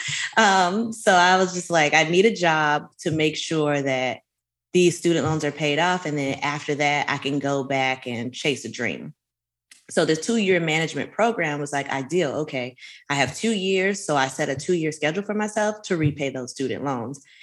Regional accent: Miami Gardens, Florida, United States; I'm from Miami Gardens, Bajas, Carol City is what we called it then before we incorporated

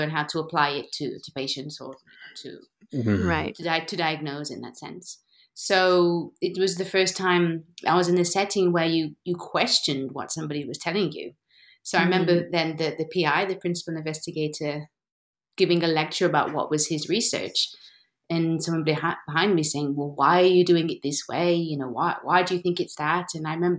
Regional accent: Derby, East Midlands, United Kingdom; moved away as an adult; now in Lisbon, Portugal; after university, I moved back to my hometown. And there was this Derby Dance Center

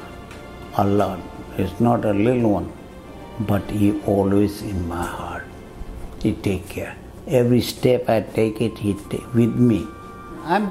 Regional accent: Fiji; born or raised there; moved away

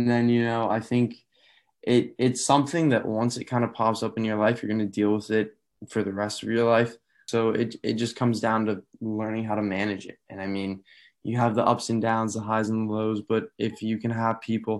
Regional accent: Albuquerque, New Mexico, United States; born there; also born or lived in Severna Park, Maryland; I was born in Albuquerque, New Mexico, but moved around a lot with my dad in the Air Force. So most recently lived in Severna Park, Maryland.

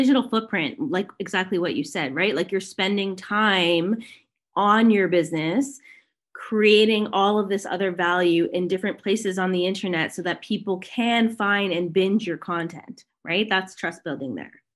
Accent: Toronto, Ontario, Canada; now in Kelowna, Canada; I am currently living in Kelowna, British Columbia. I'm originally from Toronto, so I'm a Canadian.

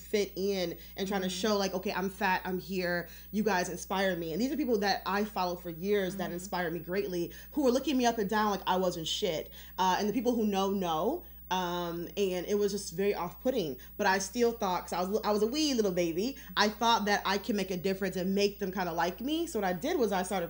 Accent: Detroit, Michigan, United States; we're both from Detroit

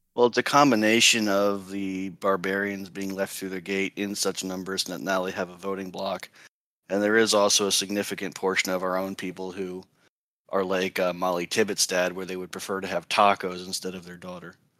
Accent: East Coast, United States; born or raised there

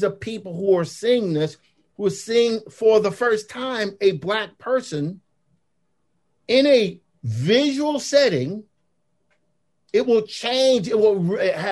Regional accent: Clarksdale, Mississippi, United States; also born or lived in Tupelo, Mississippi; The Mississippi Delta is where I grew up. I grew up in the Mississippi Delta. I was born in Tupelo, was raised in Clarksdale

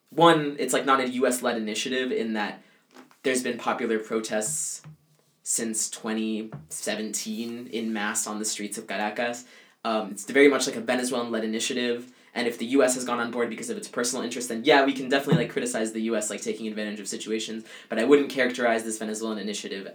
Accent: Caribbean coast, Colombia; accent: coastal, not from the interior; moved away; I'm Colombian, but I'm from the coast

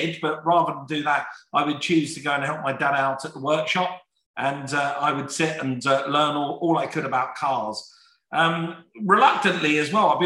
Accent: London, United Kingdom; in my family, and we're from South London, we're a poor family. From the age of 12, 13 years of age, my mum would kick me out the door

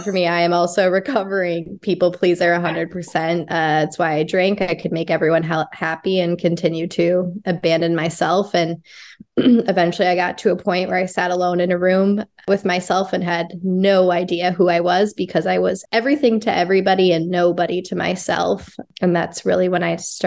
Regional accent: Minnesota, United States; born and raised in Minnesota. I'm a Minnesota girl.

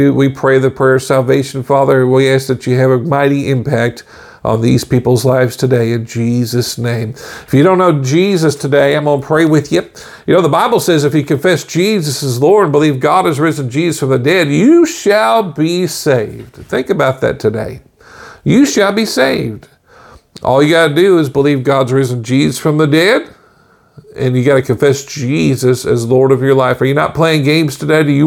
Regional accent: Bethany, Oklahoma, United States; also born or lived in Warr Acres, Oklahoma / Tulsa, Oklahoma; I was growing up in Bethany, Oklahoma, raised in War Acres, Oklahoma, you know, and Oklahoma City, that area

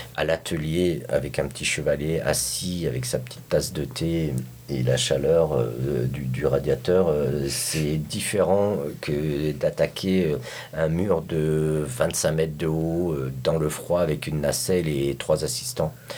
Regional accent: France; now in San Francisco, United States; je viens de France

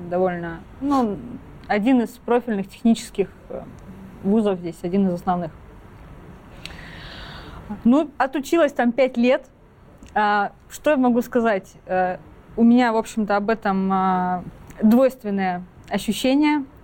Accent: Kaliningrad, Kaliningrad Oblast, Russia; Я из Калининграда сама э, родом училась в школе

